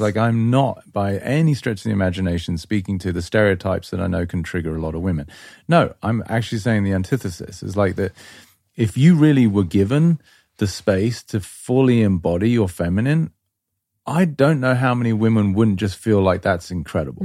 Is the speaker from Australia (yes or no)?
no; England, United Kingdom; moved away; I grew up in England